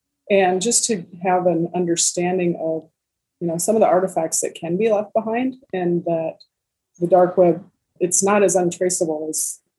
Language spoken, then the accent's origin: English; Midwest, United States; I grew up here in the Midwest and surrounded by cornfields and prairies.